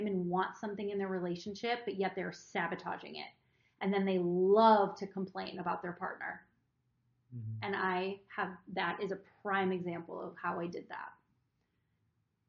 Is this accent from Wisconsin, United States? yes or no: yes; Wisconsin, United States; I'm from Wisconsin. Cheese curds are a big thing